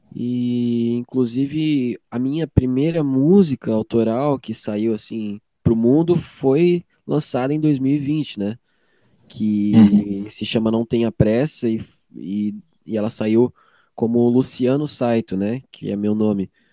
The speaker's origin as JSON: {"language": "Portuguese", "town": "Joinville", "region": "Santa Catarina", "country": "Brazil", "tie": "born or raised there", "said": "que sou nascido aqui em Joinville"}